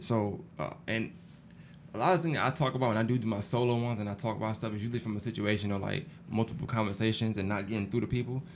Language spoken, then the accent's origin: English; New York City, New York, United States; now in Augusta, United States; I'm from Brooklyn, New York